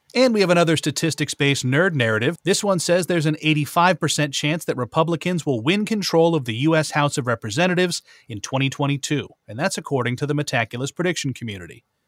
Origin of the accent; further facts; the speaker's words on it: Terryville, Connecticut, United States; my hometown of Terryville, Connecticut